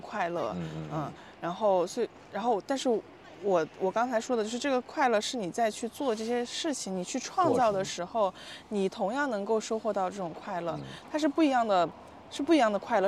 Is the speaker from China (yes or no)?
yes; Panzhihua, Sichuan, China; moved away as an adult; also born or lived in Chongqing; now in Shanghai, China; 我的老家，我老家在重庆嗯，那我在重庆其实待的时间就并不多嗯，然后我长大，成长是在四川嗯，攀枝花嗯，哦，对，然后在那个地方就是现在我家已经不住在那儿了